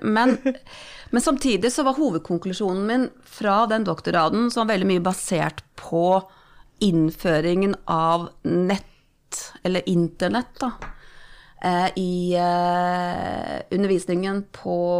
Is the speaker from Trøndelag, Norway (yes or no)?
no; Romerike, Akershus, Norway; jeg er oppvokst på Romerike. Tjukkeste Romerike